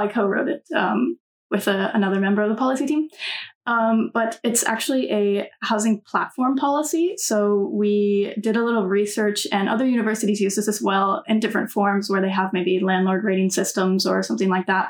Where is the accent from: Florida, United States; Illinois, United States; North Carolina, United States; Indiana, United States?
North Carolina, United States; moved away